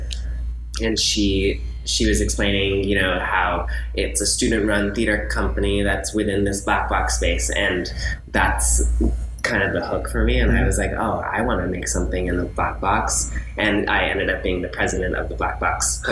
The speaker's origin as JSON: {"language": "English", "town": "Los Angeles", "region": "California", "country": "United States", "tie": "born or raised there", "also_born_or_lived": "Syracuse, New York", "moved": "as an adult", "said": "I am born and raised in Los Angeles"}